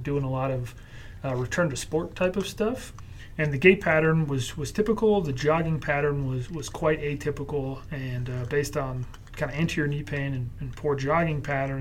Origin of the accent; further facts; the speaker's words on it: Connecticut, United States; grew up with Cape Cods growing up in Connecticut